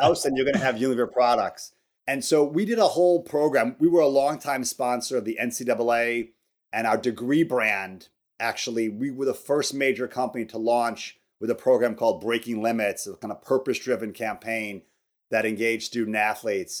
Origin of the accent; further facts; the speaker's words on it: outside Chicago, Illinois, United States; moved away as an adult; also born or lived in Wisconsin; I grew up outside Chicago.